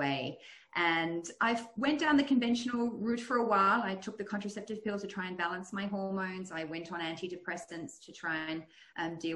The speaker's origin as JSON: {"language": "English", "country": "Australia", "tie": "born or raised there", "also_born_or_lived": "Netherlands / United States", "said": "I'm originally from Holland. I was born in the US, but grew up in Australia, but my ancestry is Dutch."}